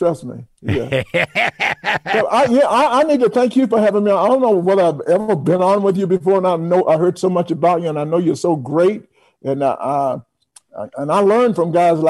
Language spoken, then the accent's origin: English; New York, United States; also born or lived in Atlanta; because I'm from New York, I live in New York